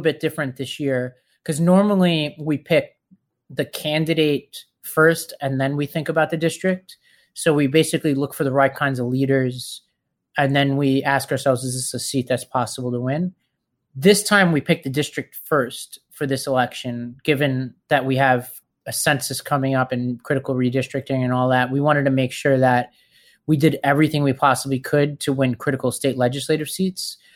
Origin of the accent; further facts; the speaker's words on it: New York City, New York, United States; I grew up in Staten Island, New York